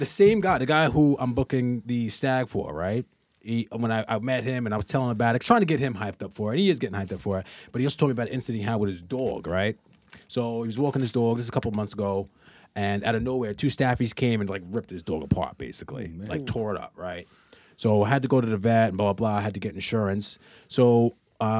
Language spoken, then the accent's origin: English; United States; moved away; I'm American